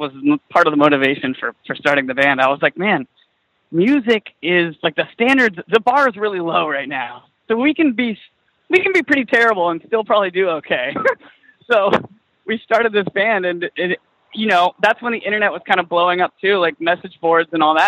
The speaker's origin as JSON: {"language": "English", "area": "East Bay", "region": "California", "country": "United States", "tie": "born or raised there", "said": "I grew up in the East Bay"}